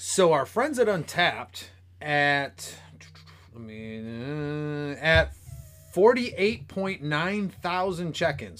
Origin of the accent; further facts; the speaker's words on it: Michigan, United States; being from Michigan